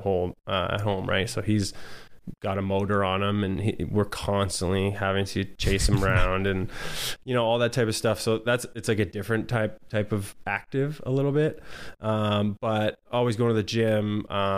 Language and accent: English; St. Catharines, Ontario, Canada; moved away as an adult; also born or lived in Welland, Ontario / Hawaii; I grew up in Ontario, St. Catharines in Welland, Ontario